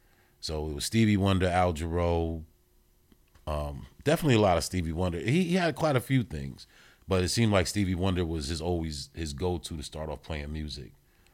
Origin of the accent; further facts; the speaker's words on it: New Haven, Connecticut, United States; also born or lived in Yonkers; New Haven. I played Little League Baseball at Walter Pop Smith in New Haven. But it was also split too, even though predominantly New Haven. But I spent a lot of time in Yonkers